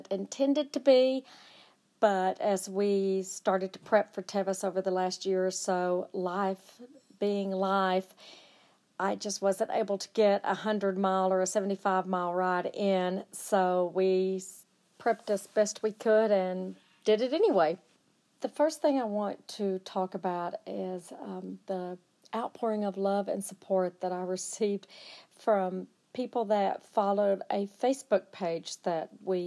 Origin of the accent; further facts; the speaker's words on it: Amarillo, Texas, United States; I'm from Amarillo, Texas